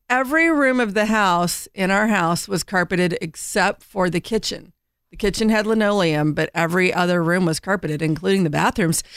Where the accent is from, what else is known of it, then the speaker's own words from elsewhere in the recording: Indiana, United States; now in North Carolina, United States; I grew up in Indiana